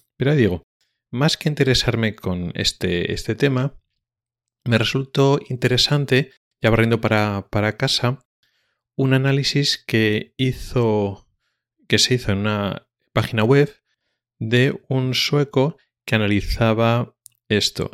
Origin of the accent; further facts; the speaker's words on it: Spain; como español que soy